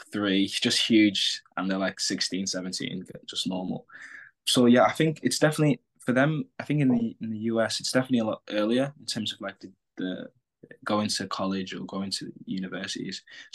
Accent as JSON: {"language": "English", "region": "England", "country": "United Kingdom", "lives_now": "United States", "said": "So kids are coming the same way I come from England, the same way a winger's coming from France"}